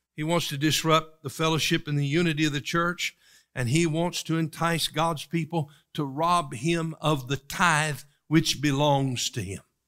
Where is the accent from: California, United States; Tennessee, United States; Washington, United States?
Tennessee, United States; East; Where I grew up in East Tennessee